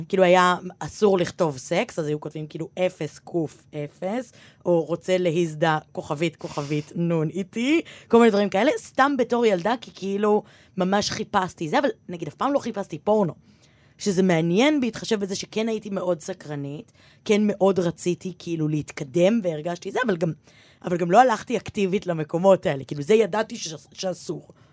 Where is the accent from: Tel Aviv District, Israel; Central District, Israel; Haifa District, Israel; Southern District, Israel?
Tel Aviv District, Israel; Givatayim; ואני גדלתי בגבעתיים